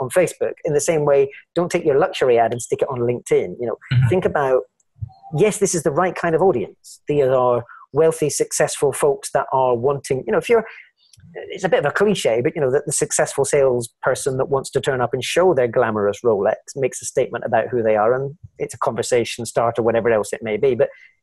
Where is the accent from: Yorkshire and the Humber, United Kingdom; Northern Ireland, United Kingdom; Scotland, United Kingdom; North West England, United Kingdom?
Scotland, United Kingdom; I'm Scottish.